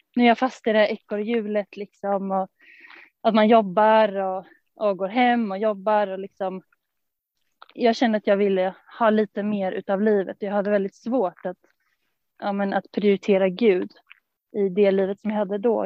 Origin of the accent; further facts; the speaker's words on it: Stockholm, Stockholm County, Sweden; från Stockholm. Uppvuxen där i församlingen